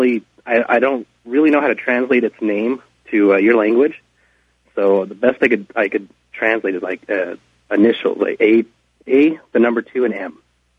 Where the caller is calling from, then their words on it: Los Angeles, California, United States; I'm calling from Los Angeles.